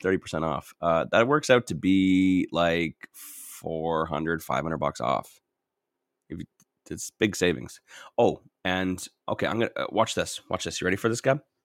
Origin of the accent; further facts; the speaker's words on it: Southern Ontario, Canada; I was in Southern Ontario. Completely different culture